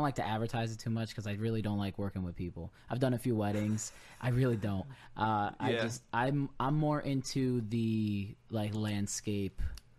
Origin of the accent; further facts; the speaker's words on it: Naugatuck, Connecticut, United States; I'm from Naugatuck.